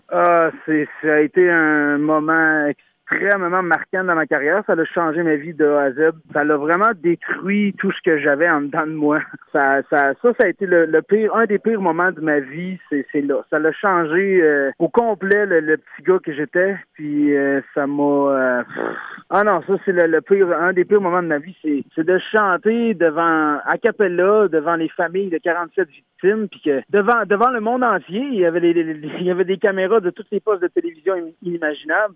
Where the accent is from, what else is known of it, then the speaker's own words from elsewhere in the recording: Saint-Joseph-de-Beauce, Quebec, Canada; je viens de Saint-Joseph de Beauce